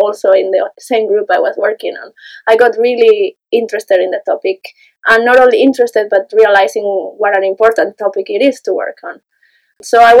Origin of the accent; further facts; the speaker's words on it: Spain; moved away as an adult; also born or lived in Granada, Spain; now in Uppsala, Sweden; I'm originally not from Sweden, as opposed to Don and Linus, which are Swedish. I'm from Spain